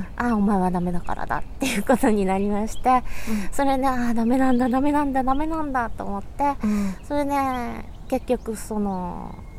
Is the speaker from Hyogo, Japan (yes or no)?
no; Yokohama, Kanagawa, Japan; 横浜生まれの横浜育ち